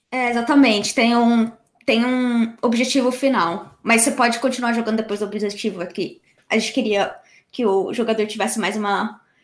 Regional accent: São Paulo and Campinas, Brazil; moved away as an adult; also born or lived in Canada; now in United Kingdom; nasci e cresci em, São Paulo e Campinas

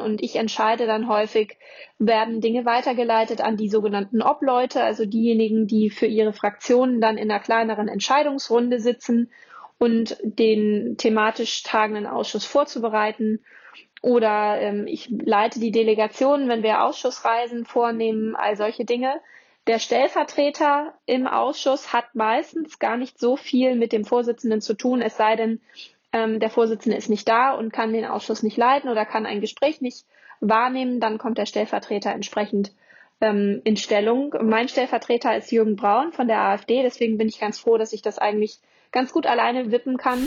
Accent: Germany; bei uns in Deutschland

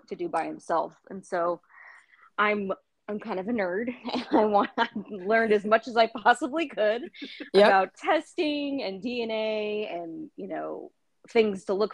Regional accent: the Bay Area, California, United States; moved away as an adult; also born or lived in Las Vegas / Sacramento; I grew up in the Bay Area, and I moved to Las Vegas for college and lived there for quite a few years, and then decided to move back

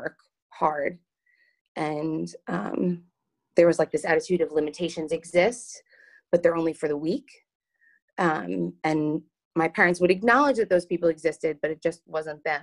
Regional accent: Long Island, New York, United States; I'm from Long Island, New York. I was born and raised there

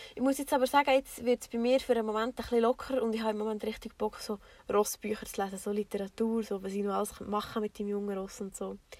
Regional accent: Bernese Oberland, Switzerland; wir kommen, wie schon gesagt, aus dem Berner Oberland

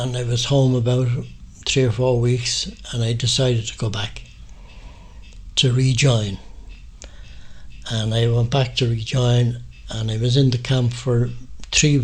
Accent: Ireland; I was from the Free State

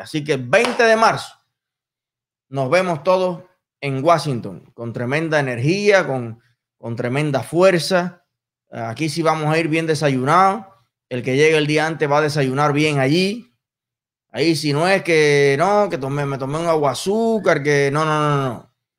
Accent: Cuba; los cubanos

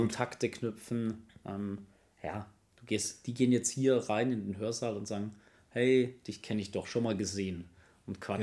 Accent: Kaufering, Bavaria, Germany; moved away; ich komme gebürtig aus Bayern, äh, Kaufering, in der Nähe von Landsberg am Lech

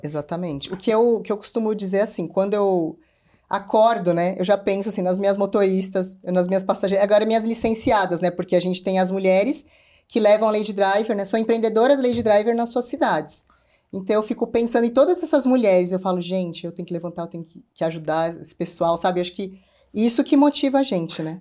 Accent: São Paulo, Brazil; eu sou uma mulher que vim da periferia de São Paulo, sou da Zona Norte

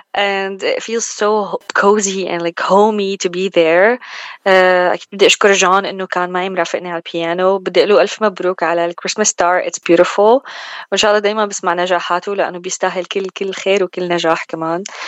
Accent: Zaidal, Homs Governorate, Syria; moved away as an adult; now in United States; أنا بالأصل من سوريا من حمص من ضيعة اسمها زيدل

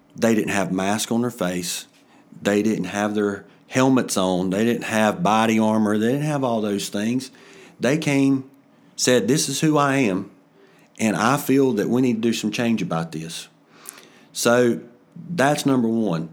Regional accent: Ellendale, North Carolina, United States; also born or lived in Bethlehem, North Carolina; I'm from Ellendale. I have, um, pretty much grown up my whole life either in Ellendale or Bethlehem.

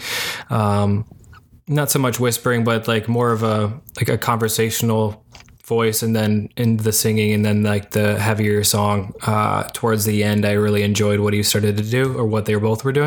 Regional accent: Detroit, Michigan, United States; I'm from Metro Detroit

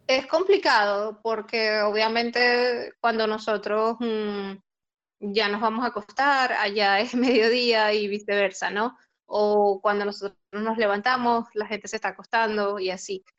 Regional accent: Barquisimeto, Lara, Venezuela; moved away as an adult; now in Bucharest, Romania; soy de Venezuela

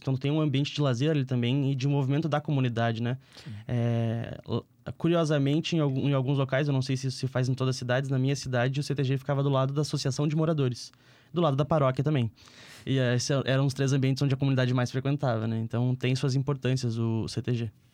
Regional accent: Alvorada, Rio Grande do Sul, Brazil; Quando eu era criança lá em Alvorada, eu não consegui uma dupla para fazer o fandango

